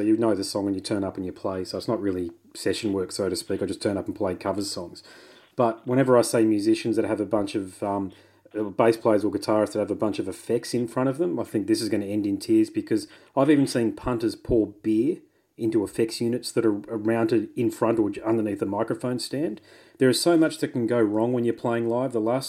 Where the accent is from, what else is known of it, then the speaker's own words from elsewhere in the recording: Brisbane, Queensland, Australia; I'm from Brisbane, Queensland, mate